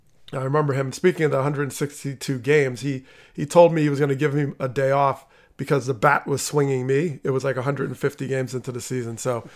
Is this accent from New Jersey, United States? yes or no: yes; northern New Jersey, United States; moved away; and I didn't grow up outside of Philly. I grew up in New Jersey, but north.